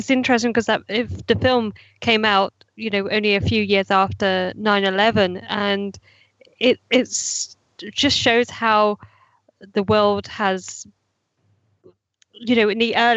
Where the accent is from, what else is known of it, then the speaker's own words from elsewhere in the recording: United Kingdom; being a Brit myself